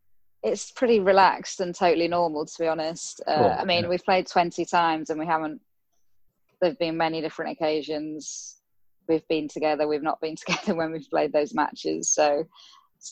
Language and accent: English; Harrogate, Yorkshire and the Humber, United Kingdom; locally in my hometown in Harrogate in Yorkshire